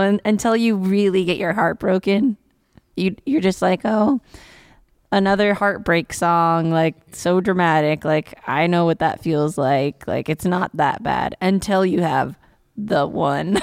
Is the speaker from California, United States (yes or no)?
no; Virginia City, Nevada, United States; also born or lived in Carson City; I went to school in Carson City, but I'm from Virginia City